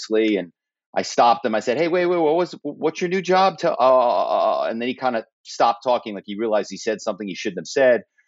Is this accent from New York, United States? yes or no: no; Philadelphia, Pennsylvania, United States; I grew up in Philadelphia